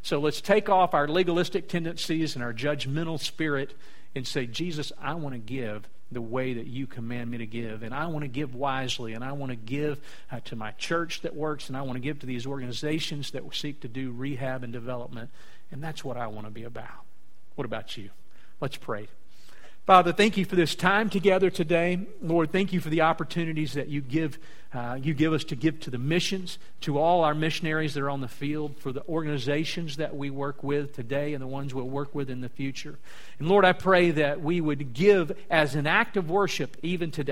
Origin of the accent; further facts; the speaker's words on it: South Louisiana, United States; I'm from South Louisiana